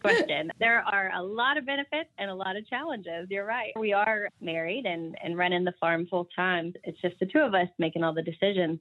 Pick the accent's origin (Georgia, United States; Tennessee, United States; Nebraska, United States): Tennessee, United States; Knoxville; I'm actually from Knoxville in the suburbs